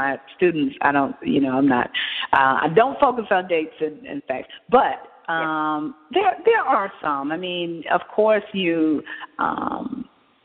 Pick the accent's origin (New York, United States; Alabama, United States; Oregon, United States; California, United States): Alabama, United States; Montgomery; I live in Montgomery, that's my hometown